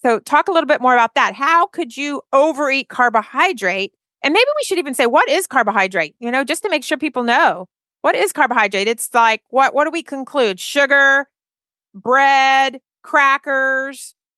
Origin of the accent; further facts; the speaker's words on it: Alabama, United States; we're from Alabama.